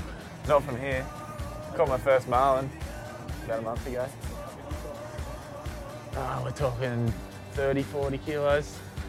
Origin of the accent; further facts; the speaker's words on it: Coolangatta, Queensland, Australia; I'm 24 years old and I'm from Coolangatta on the Gold Coast in Australia.